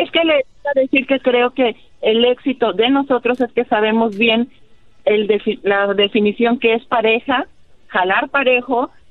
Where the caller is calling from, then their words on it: San Antonio, Texas, United States; De San Antonio.